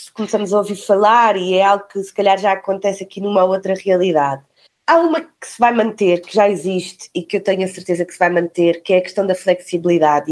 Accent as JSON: {"language": "Portuguese", "region": "Algarve", "country": "Portugal", "tie": "born or raised there", "moved": "yes", "lives_now": "Lisbon, Portugal", "said": "cresci no Algarve, perto do mar. Estou em Lisboa já há alguns anos"}